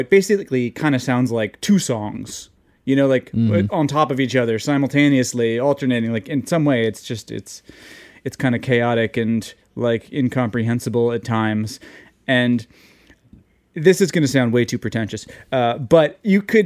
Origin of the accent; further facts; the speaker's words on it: New York City, New York, United States; I'm from New York. I'm from New York